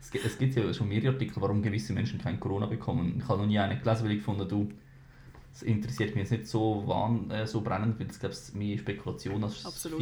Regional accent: Switzerland; bei uns in der Schweiz

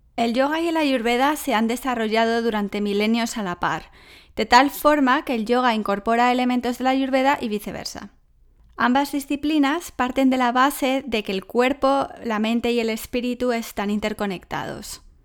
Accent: Salamanca, Castile and León, Spain; Salamanca, de donde soy yo

